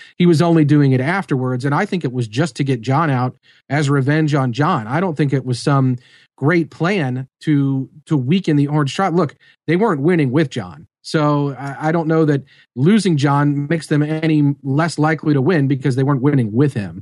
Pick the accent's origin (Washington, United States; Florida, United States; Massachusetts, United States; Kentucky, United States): Kentucky, United States; Melbourne; I am from Melbourne, Kentucky